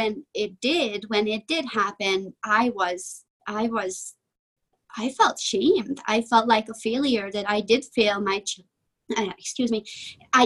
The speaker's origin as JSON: {"language": "English", "country": "Hungary", "moved": "yes", "said": "I am from Eastern Europe. I'm from Hungary."}